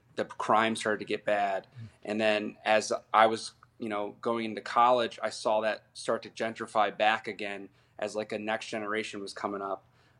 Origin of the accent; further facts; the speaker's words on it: Akron, Ohio, United States; Akron was cool simply because I saw, like, all the phases of it.